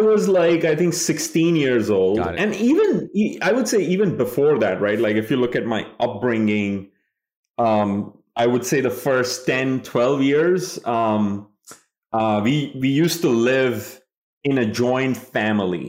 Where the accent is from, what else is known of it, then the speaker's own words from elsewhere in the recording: Kolkata, West Bengal, India; moved away as an adult; now in United States; I grew up in Kolkata, India